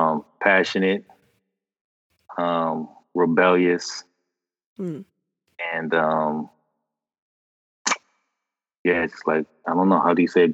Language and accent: English; Boston, Massachusetts, United States; we're from Boston.